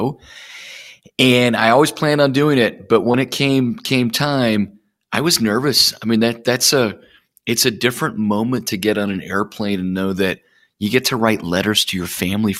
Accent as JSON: {"language": "English", "town": "Plymouth", "region": "Minnesota", "country": "United States", "tie": "born or raised there", "said": "grew up all over the place, but my most formative years were in the Midwest. Grew up in a small town in Minnesota called Plymouth."}